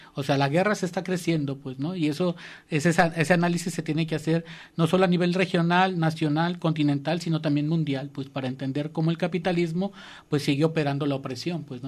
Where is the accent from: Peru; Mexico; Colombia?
Mexico; como mexicanos